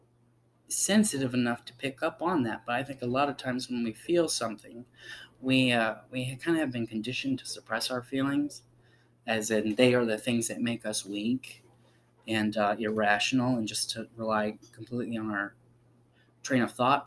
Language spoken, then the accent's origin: English; South Carolina, United States; I was born in South Carolina.